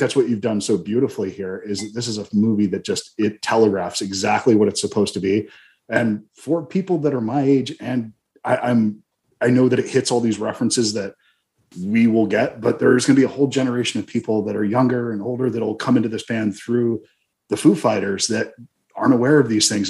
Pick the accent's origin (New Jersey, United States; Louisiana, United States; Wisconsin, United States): New Jersey, United States; Ridgewood; moved away; I used to live in Bergen County. I'm from Ridgewood